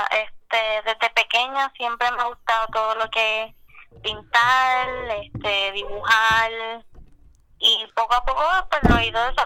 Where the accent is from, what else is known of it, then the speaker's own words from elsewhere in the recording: Cabo Rojo, Puerto Rico; este, de Cabo Rojo.